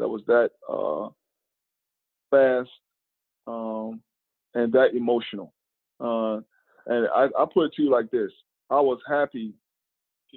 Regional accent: North Carolina, United States; moved away as an adult; they took me back to North Carolina, back to my hometown

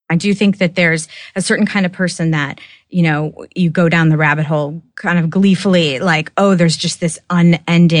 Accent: Oak Park, Illinois, United States; I grew up in Oak Park, Illinois, which is outside Chicago.

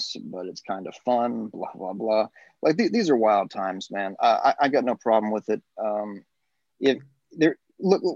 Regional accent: North Carolina, United States; moved away; also born or lived in Hawaii; I was born in North Carolina. I grew up down South, but I'm not like my family isn't from the South

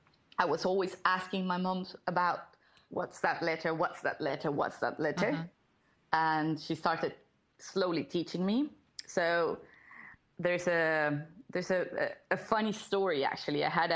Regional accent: Colombia; now in Lima, Peru; So I am originally from Colombia, but I currently live in Lima, Peru, with my husband and our two cats.

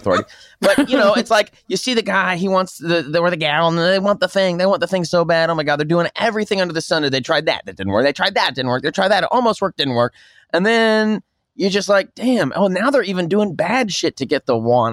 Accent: Tulsa, Oklahoma, United States; I'm from Oklahoma, and I'm in Oklahoma. There's a hotel. I'm from Tulsa

